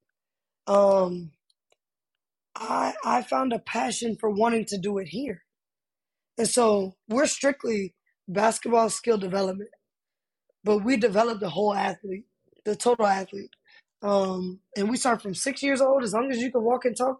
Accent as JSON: {"language": "English", "town": "Austin", "region": "Texas", "country": "United States", "tie": "born or raised there", "moved": "as an adult", "said": "I'm originally from Austin, Texas, born and raised"}